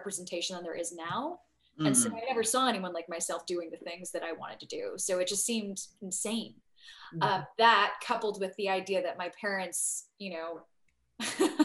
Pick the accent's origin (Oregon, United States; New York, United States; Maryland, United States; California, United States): California, United States; San Diego; I grew up in San Diego